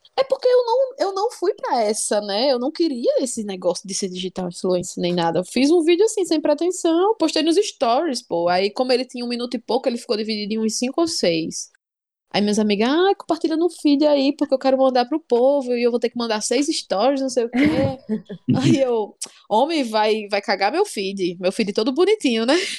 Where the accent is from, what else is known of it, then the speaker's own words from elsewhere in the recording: Natal, Rio Grande do Norte, Brazil; accent: natalense; Eu achava que eu não tinha sotaque. Eu achava hum. que, que eu não tinha tantas referências daqui